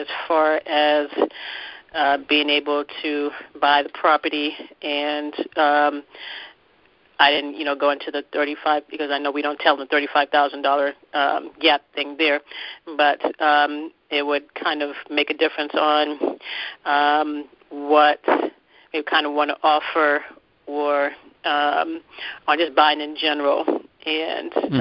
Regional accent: Charleston, South Carolina, United States; From Charleston, South Carolina.

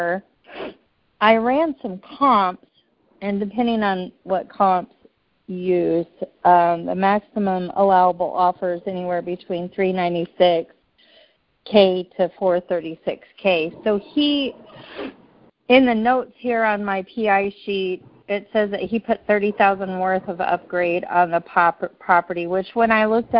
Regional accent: Kansas City, United States; I'm from Kansas City.

